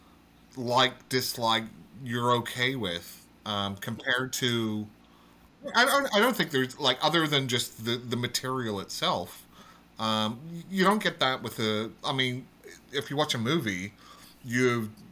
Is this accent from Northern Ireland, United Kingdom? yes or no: yes; Northern Ireland, United Kingdom; I'm actually Northern from Northern Ireland